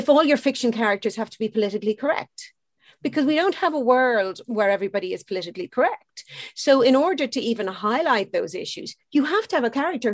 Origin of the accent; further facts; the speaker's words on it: Ireland; I literally live 400 yards from where I grew up